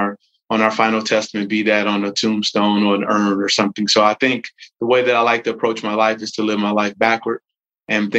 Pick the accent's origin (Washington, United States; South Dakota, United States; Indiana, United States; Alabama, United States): Indiana, United States; Gary; I'm originally from Gary, Indiana